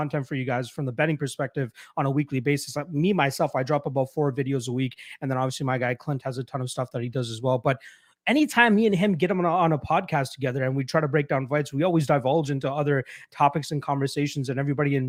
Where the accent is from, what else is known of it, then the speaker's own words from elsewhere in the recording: Brampton, Ontario, Canada; where I'm from in Brampton, growing up in like middle school and high school